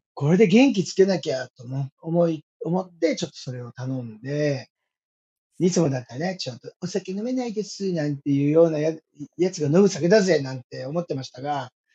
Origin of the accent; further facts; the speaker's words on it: Iwate, Japan; moved away; 自分の故郷の、岩手のですね